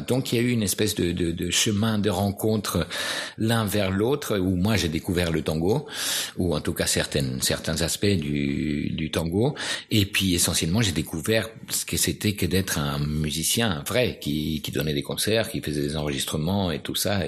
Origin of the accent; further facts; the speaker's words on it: Buenos Aires, Argentina; French is a second language; moved away as an adult; now in France; quand je suis parti de Buenos Aires